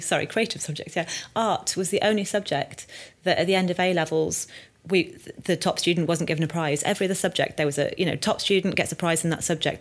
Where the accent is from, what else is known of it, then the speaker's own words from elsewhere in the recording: North Wales, United Kingdom; moved away as an adult; also born or lived in London; I was from North Wales, this little scared girl in the city